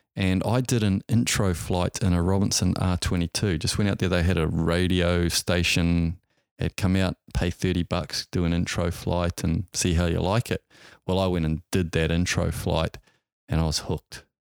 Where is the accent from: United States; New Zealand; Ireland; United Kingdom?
New Zealand; Auckland; I grew up in Auckland, New Zealand